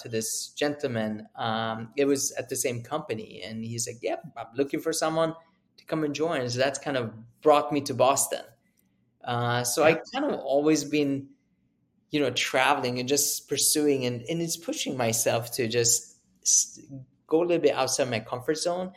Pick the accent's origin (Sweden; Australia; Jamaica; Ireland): Sweden; moved away as an adult; also born or lived in Uppsala, Sweden / United Kingdom; I grew up in Sweden